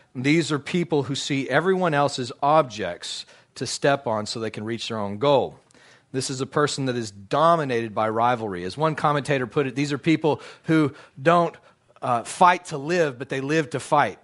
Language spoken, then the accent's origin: English; United States; also born or lived in Dallas, Texas; as an American